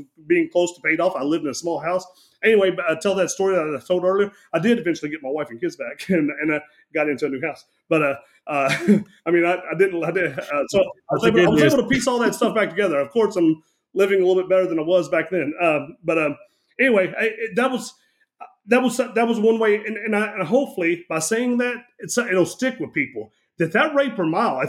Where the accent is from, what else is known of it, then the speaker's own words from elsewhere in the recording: Kentucky, United States; I grew up here in Kentucky